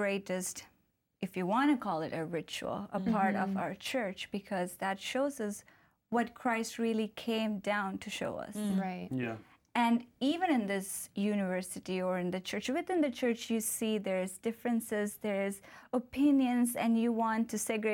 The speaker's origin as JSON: {"language": "English", "country": "India", "said": "I'm from India"}